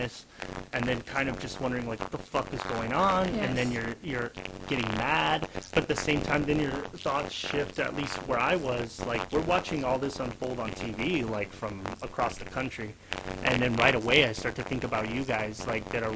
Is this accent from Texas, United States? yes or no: yes; El Paso, Texas, United States; now in Washington, United States; when you come from, like, a community like El Paso